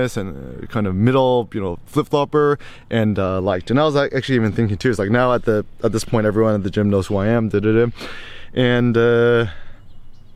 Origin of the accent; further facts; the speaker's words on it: Bay Area, California, United States; I was raised in the Bay Area, still got my 510 area code number